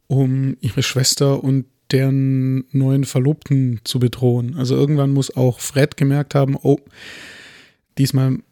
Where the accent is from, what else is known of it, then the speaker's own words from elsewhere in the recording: Germany; Ich bin Deutscher, ich trinke